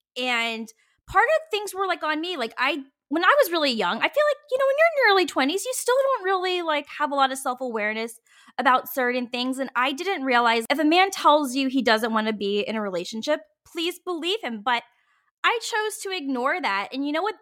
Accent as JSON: {"language": "English", "region": "Virginia", "country": "United States", "tie": "born or raised there", "moved": "as an adult", "lives_now": "San Francisco, United States", "said": "I grew up in the South, like, I'm born and raised in Virginia"}